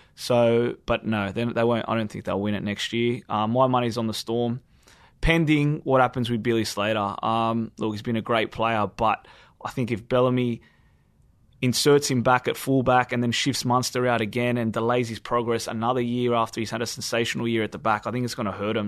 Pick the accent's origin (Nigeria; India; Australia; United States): Australia; us Australians